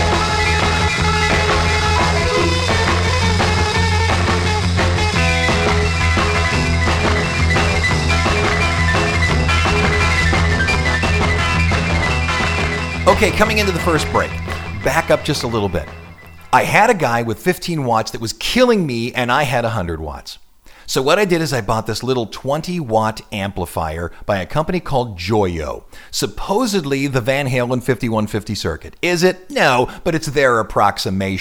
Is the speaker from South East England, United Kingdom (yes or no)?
no; Scotland, United Kingdom; I'm from Scotland